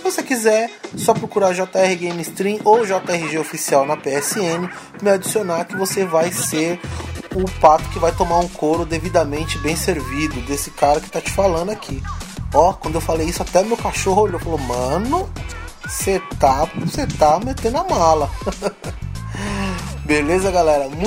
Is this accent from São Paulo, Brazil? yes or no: yes; São Paulo, Brazil; Minha quebrada também, salve Zona Norte, Jardim Peri, Peri Alto, tamo junto.